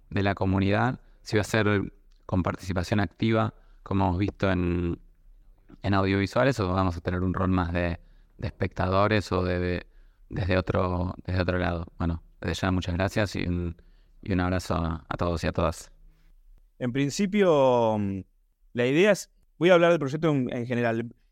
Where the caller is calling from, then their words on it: Buenos Aires, Argentina; Hola, ¿qué tal? Buen día … de Buenos Aires, productor asociado de los cinco proyectos de, audiovisuales.